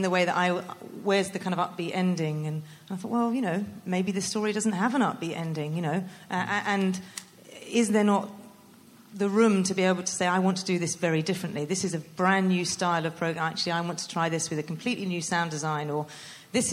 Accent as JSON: {"language": "English", "region": "England", "country": "United Kingdom", "said": "I'm from England, and I have spent years pitching to the BBC"}